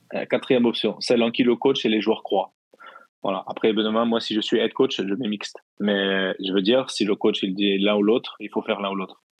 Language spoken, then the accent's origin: French; Normandy, France; je suis normand.